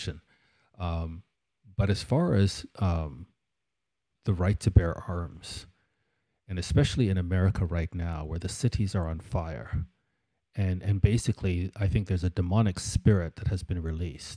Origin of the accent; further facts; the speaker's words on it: Canada; in Canada, I remember just growing up and thinking, these crazy Americans